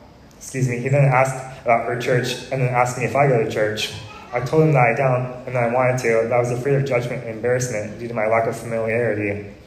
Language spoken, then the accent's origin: English; Oregon, United States; moved away as an adult; also born or lived in Arizona; knowing I was from Oregon, asked me how far away I lived from the Nike World Headquarters. I told him, funny enough, decently close